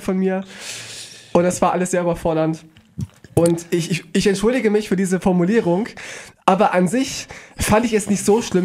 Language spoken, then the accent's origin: German; Weimar, Thuringia, Germany; ich, ich bin aus Weimar